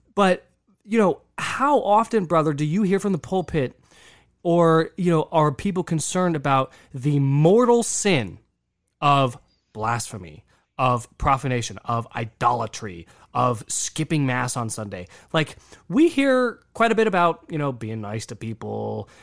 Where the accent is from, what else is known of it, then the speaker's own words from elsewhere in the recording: United States; an American Catholic